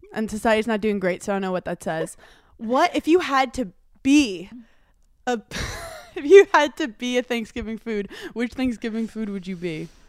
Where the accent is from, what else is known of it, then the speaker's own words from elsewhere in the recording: Brooklyn, New York, United States; growing up in Brooklyn, New York